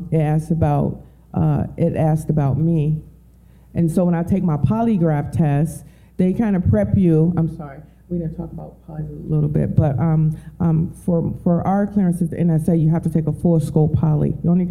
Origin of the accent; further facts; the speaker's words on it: Detroit, Michigan, United States; moved away as an adult; I'm from Detroit